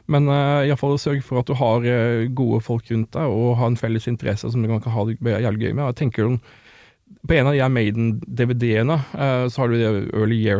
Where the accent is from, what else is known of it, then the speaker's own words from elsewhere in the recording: Sørlandet, Norway; jeg vokste opp på Sørlandet